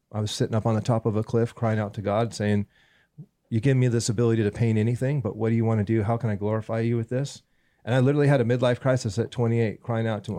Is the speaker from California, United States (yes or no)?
yes; Southern California, United States; also born or lived in Northern Bay Area, California; Born and, born and raised in California, Southern California.